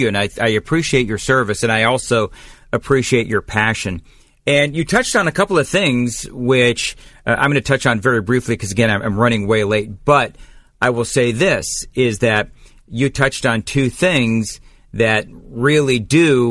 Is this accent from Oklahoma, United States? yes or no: no; California, United States; moved away as an adult; now in Nashville, United States; I grew up there in California, fled many, many years ago